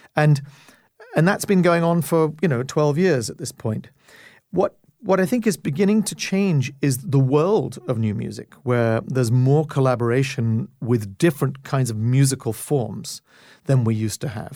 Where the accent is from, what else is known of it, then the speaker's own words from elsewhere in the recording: Canada; as a Canadian